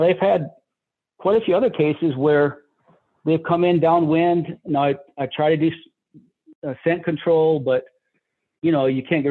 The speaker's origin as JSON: {"language": "English", "region": "Michigan", "country": "United States", "moved": "yes", "said": "I'm from Michigan originally"}